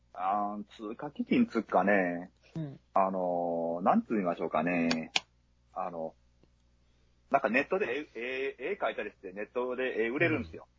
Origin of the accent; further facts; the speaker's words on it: home area with Sonoda racecourse, Hyogo, Japan; 私の地元はそのだけえばってのがあるんですけど